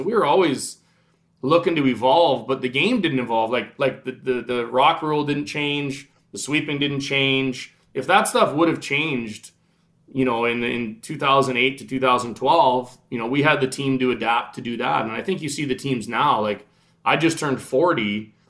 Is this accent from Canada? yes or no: yes; Regina, Saskatchewan, Canada; I played every sport in the world growing up in Regina